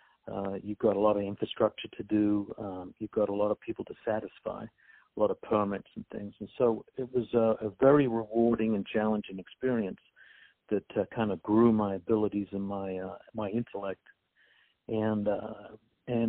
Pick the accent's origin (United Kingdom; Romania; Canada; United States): United Kingdom; England; moved away as an adult; I was born and raised and educated in England